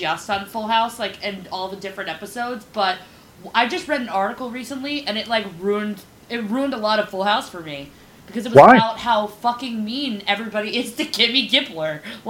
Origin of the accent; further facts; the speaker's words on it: New York City, New York, United States; growing up in Brooklyn, I have no faith in the human race.